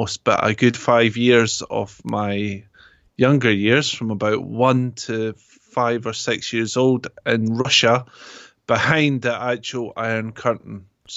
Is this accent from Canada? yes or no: no; Scotland, United Kingdom; accent: Scottish; It's got an English twang in it now, because wherever I go, I pick up accents. So I don't tend to keep my accent fully. I tend to take the others on. So it's, well, I would say British, but it's more Scottish.